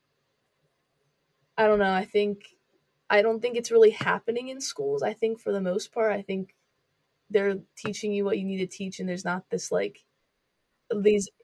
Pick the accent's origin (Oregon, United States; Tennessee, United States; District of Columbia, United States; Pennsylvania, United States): Pennsylvania, United States; Northumberland County; where I'm from Northumberland County, Pennsylvania